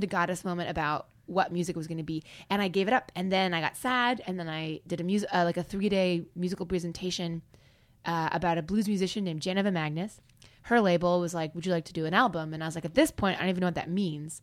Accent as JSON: {"language": "English", "region": "Kansas", "country": "United States", "moved": "yes", "lives_now": "Los Angeles, United States", "said": "I'll be like, Ah, Kansas"}